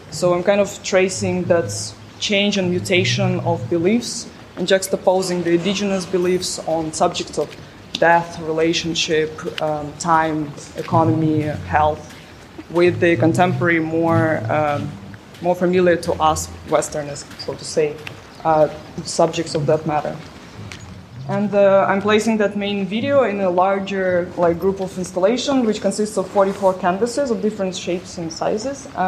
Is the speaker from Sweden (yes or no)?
no; Saint Petersburg, Russia; English is a second language; also born or lived in New York / Vienna / Santiago; Um, I come myself from St. Petersburg in Russia, but I've been living between New York, Vienna, St. Petersburg, and Santiago in Chile.